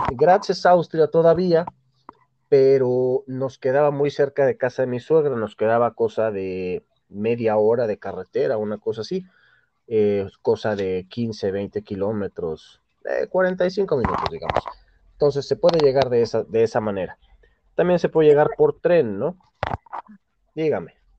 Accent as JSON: {"language": "Spanish", "country": "Mexico", "said": "Yo soy mexicano y soy un mexicano"}